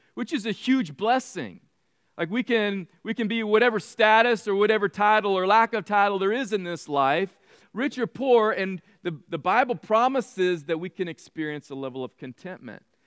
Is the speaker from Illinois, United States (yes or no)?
no; California, United States; Mean streets of red in California. It was a cow town.